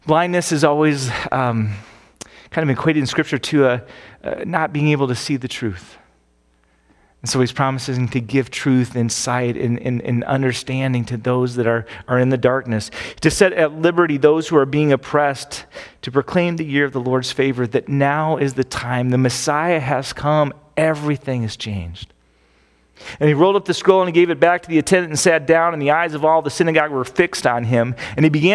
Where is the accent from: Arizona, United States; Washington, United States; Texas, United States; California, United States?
Arizona, United States; Phoenix; moved away; I grew up in Phoenix